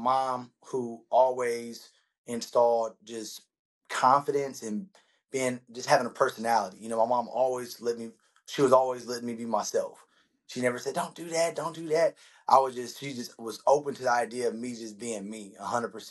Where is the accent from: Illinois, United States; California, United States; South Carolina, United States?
California, United States; Stockton; born and raised in Stockton, California.